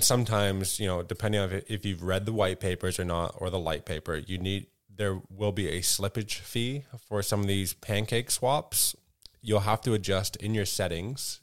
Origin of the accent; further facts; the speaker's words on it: Canada; as a Canadian